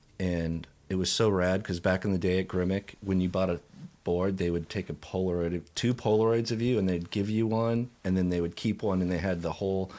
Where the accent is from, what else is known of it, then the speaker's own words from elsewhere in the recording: San Jose, California, United States; I grew up in San Jose.